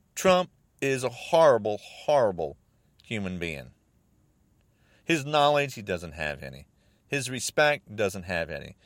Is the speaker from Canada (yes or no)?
no; United States